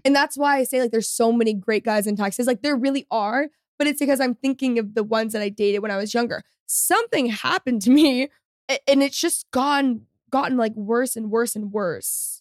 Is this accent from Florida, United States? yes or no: no; Texas, United States; also born or lived in Los Angeles; I am a a Texan through and through, and I'm a Texas girl